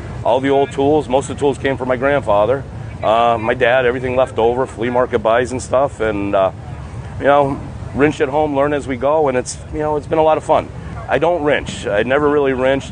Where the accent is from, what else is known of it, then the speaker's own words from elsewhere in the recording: Browndale, Pennsylvania, United States; I'm from Browndale, Pennsylvania.